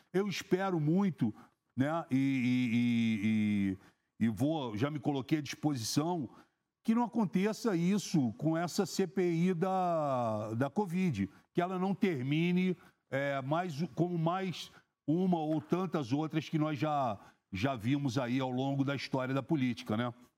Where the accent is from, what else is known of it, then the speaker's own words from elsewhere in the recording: Rio de Janeiro, Brazil; eu sou do Rio de Janeiro